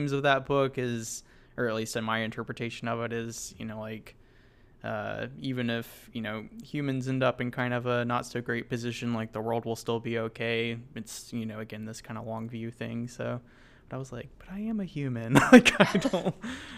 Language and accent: English; the South, United States; I'm from the South in the United States